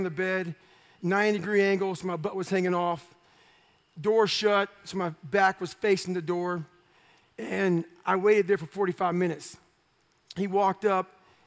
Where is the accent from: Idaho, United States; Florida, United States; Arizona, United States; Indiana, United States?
Indiana, United States; Brazil; So we moved from Brazil, Indiana to Annapolis, Indiana